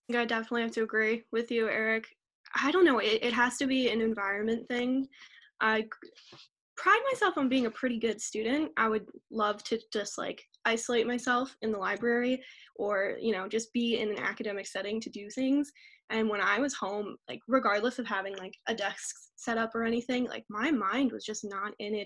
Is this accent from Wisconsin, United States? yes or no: no; Pennsylvania, United States; I'm from Congletown, Pennsylvania